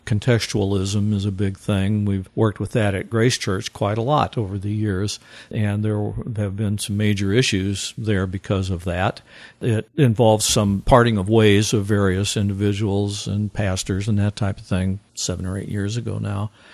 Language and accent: English; Missouri, United States; now in Eau Claire, United States; I grew up in Missouri, just about 60 or so miles to the east of that area.